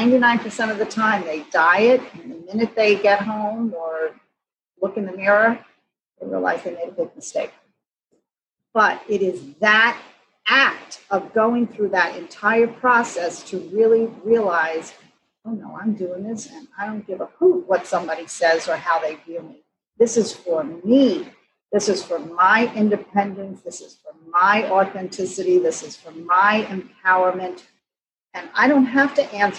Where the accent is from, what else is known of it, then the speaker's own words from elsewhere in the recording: New York City, New York, United States; I grew up in New York City